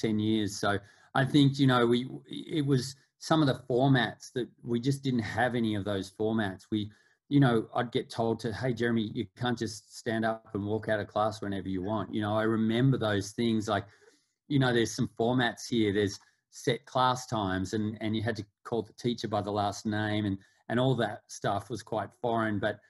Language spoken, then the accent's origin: English; Melbourne, Victoria, Australia; I grew up in Australia, in Melbourne